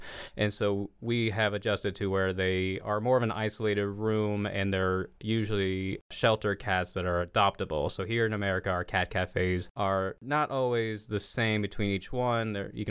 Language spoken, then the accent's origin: English; Springfield, United States; also born or lived in Paducah, United States / Florida, United States; I don't have a lot of roots outside of Springfield because I was born in Paducah, Kentucky, but I only was there for about a year. And then I moved to Florida for about 6 years